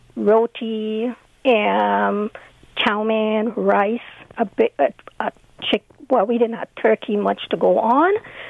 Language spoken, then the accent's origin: English; Guyana; I came from Guyana.